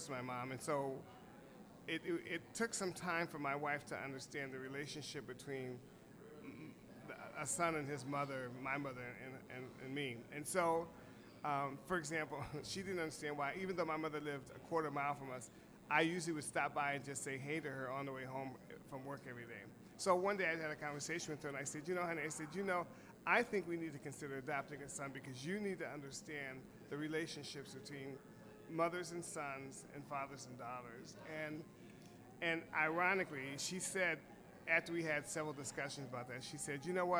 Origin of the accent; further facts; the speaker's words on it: Kent, Ohio, United States; I grew up in Kent, Ohio, where Kent State University is